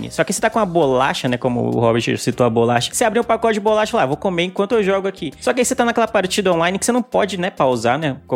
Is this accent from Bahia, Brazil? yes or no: yes; Bahia, Brazil; eu que sou baiano.